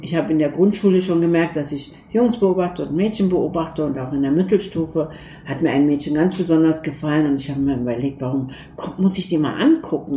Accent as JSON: {"language": "German", "country": "Turkey", "tie": "born or raised there", "moved": "yes", "lives_now": "Germany", "said": "wir kommen aus der Türkei, wie du weißt, sind wir aus einem laizistischen Land. Und obwohl ich in einem laizistischen Land aufgewachsen bin"}